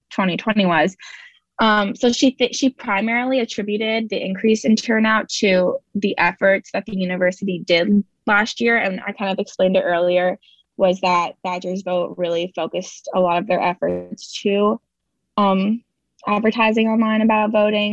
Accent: New Jersey, United States; moved away as an adult; now in Wisconsin, United States; I'm from New Jersey

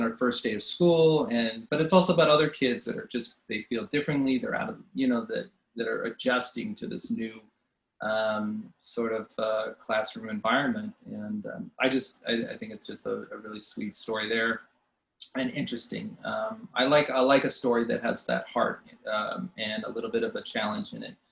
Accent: California, United States; moved away; I'm originally from California

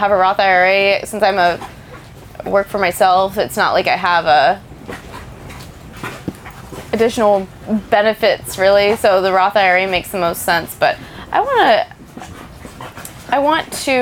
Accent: Dallas, Texas, United States; I'm from Dallas

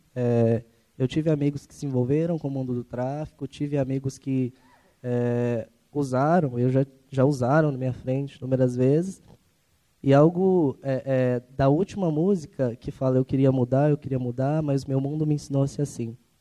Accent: Ribeirão das Neves, Minas Gerais, Brazil; eu também sou de Ribeirão das Neves

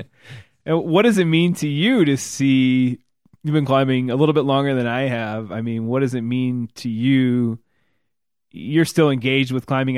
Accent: Illinois, United States; I'm from Illinois

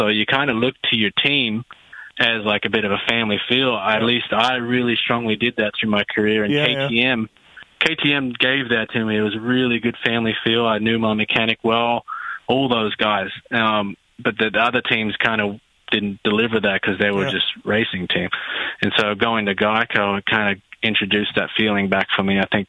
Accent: Australia; moved away as an adult; now in United States; I'm came here from Australia by myself.

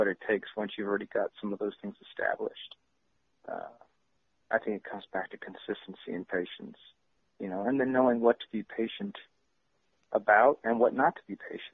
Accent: San Jose, California, United States; I'm from San Jose

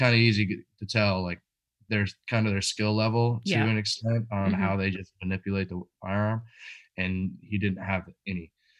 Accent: Washington, United States; also born or lived in California; was raised in Washington.

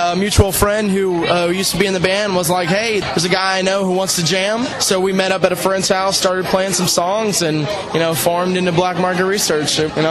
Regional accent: Melbourne, Florida, United States; I'm from Melbourne, Florida.

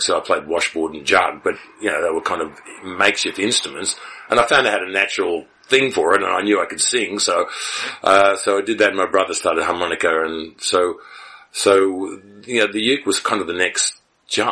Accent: Melbourne, Victoria, Australia; also born or lived in Sydney; And I was born in Sydney and raised in Melbourne. I moved to Melbourne when I was very young

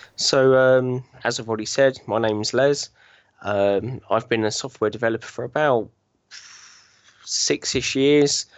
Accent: Chertsey, South East England, United Kingdom; now in Binfield, United Kingdom; I was, uh, born and bred in Chertsey, um, southeast of, uh, England

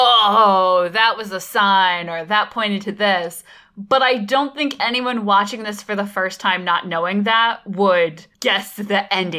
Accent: Norwalk, United States; in my hometown, there's the Norwalk Medical Center, which is this huge building on one of the main streets.

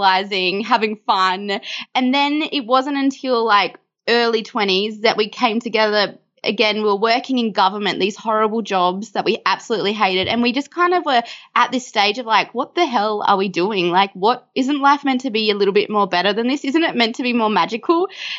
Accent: Canberra, Australian Capital Territory, Australia; Well, we actually both grew up in Canberra

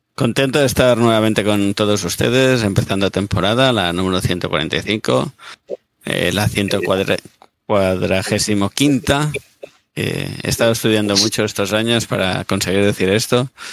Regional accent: Catalonia, Spain; Yo soy catalán y a mí me han educado en Cataluña

